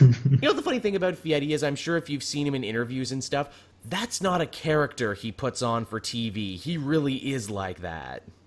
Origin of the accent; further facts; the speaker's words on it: Canada; I'm Canadian